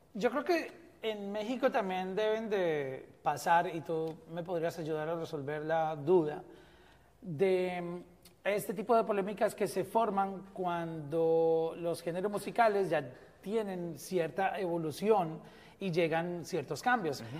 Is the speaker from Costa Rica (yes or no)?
no; Colombia